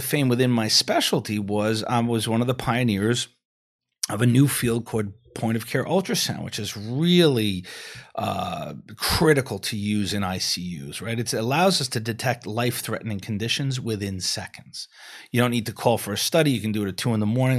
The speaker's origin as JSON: {"language": "English", "town": "New York City", "region": "New York", "country": "United States", "said": "I'm from New York. That's where I, I trained"}